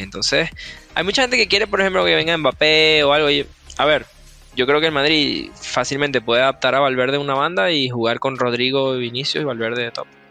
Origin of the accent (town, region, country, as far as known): Venezuela; moved away as an adult; now in United States